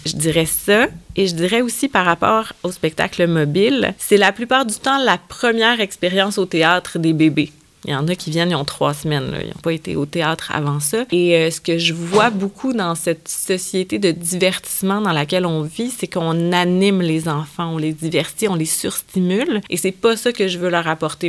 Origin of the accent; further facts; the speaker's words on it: Quebec, Canada; chez nous au Québec